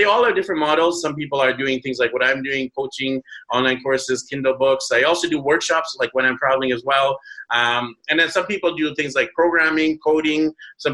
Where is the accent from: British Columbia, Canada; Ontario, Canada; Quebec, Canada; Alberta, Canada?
British Columbia, Canada; Vancouver; moved away as an adult; my hometown of Vancouver